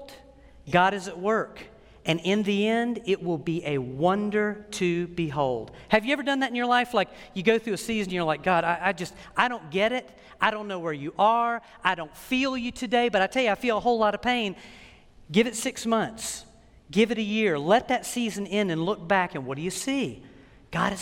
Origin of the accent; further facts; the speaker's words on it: United States; as an American